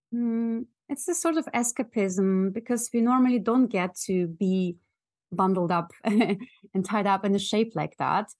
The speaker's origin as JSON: {"language": "English", "country": "Germany", "tie": "born or raised there", "also_born_or_lived": "Russia", "moved": "as an adult", "lives_now": "London, United Kingdom", "said": "my parents, uh, moved with me as a small child to Germany, where I grew"}